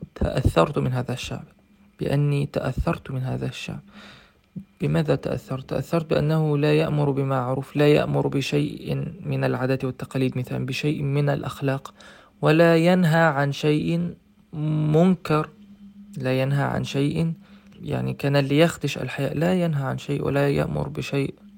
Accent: Egypt; moved away as an adult; also born or lived in Russia; شخصا من مدينتي التي في مصر

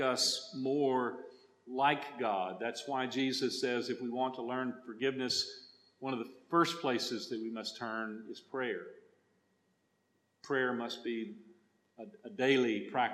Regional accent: Texas, United States; accent: Texas; English for me as a Texan is a second language

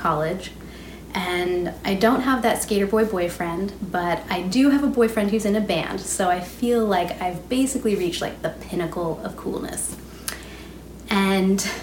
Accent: Alaska, United States; Growing up in Alaska, all I wanted was to fit

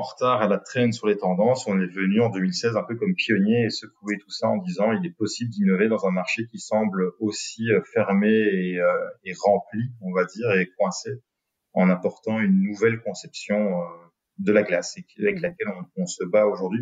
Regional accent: Binche, Wallonia, Belgium; on est de Binche, donc de la région du centre

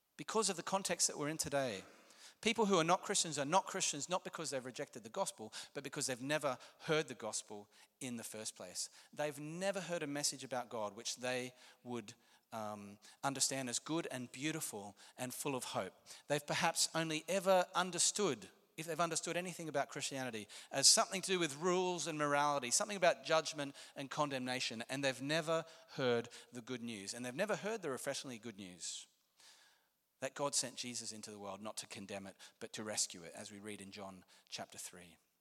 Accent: Australia; I'm Australian

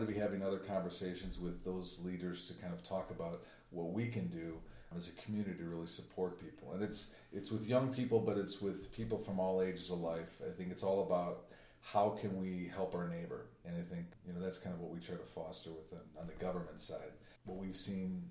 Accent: Chicago, Illinois, United States; I grew up in Edgewater and my kids are raised here

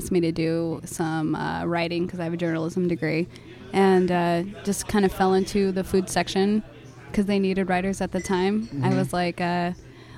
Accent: Pomona, California, United States; now in Tempe, United States; I'm from Pomona

